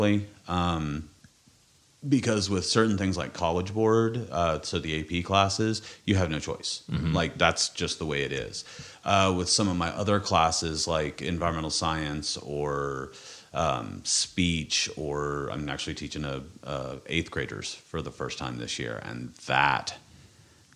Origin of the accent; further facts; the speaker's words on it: Kansas, United States; I'm from Kansas